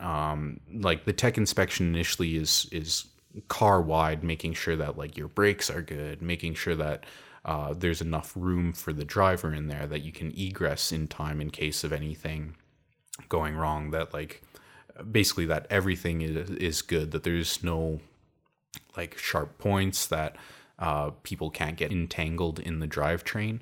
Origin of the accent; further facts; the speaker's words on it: Calgary, Alberta, Canada; it was called the Calgary Science School. I'm from Calgary.